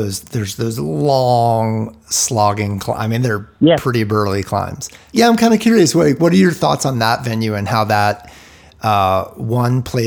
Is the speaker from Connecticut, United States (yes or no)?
yes; West Suffield, Connecticut, United States; Grew up in West Suffield, Connecticut